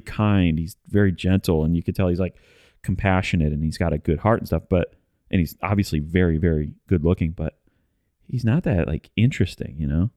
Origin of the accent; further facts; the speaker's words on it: the Midwest, Michigan, United States; now in Nashville, United States; we come from the Midwest